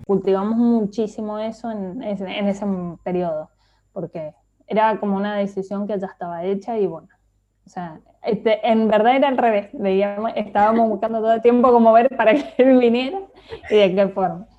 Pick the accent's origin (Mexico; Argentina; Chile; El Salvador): Argentina; Mendoza; moved away as an adult; now in Barcelona, Spain; me crié en Mendoza